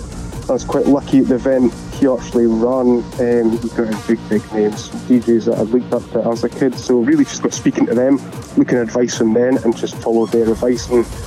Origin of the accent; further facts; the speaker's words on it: Elgin, Scotland, United Kingdom; my hometown of Elgin